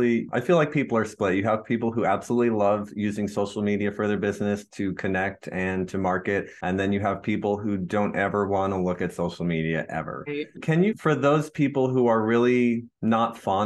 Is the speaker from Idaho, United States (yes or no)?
no; outside of Chicago, Illinois, United States; we grew up outside of Chicago